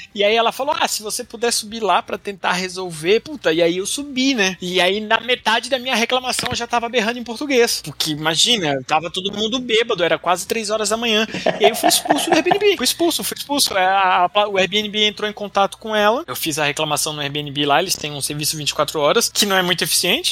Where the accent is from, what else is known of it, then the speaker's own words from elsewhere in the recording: Brazil; a gente é brasileiro